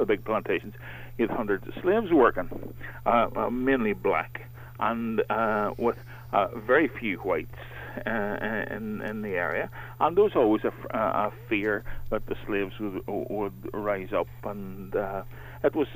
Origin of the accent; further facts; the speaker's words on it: Mourne Mountains, County Down, Northern Ireland, United Kingdom; I was brought up in the Mourne Mountains in County Down here